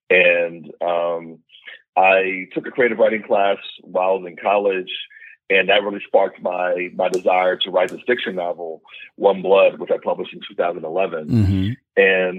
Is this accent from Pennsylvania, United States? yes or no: yes; Pittsburgh, Pennsylvania, United States; Yes, I'm a guy from Pittsburgh.